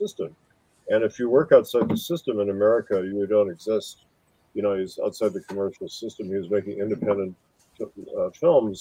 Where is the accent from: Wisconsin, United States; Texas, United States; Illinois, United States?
Wisconsin, United States; moved away as an adult; also born or lived in Hollywood; I came from Wisconsin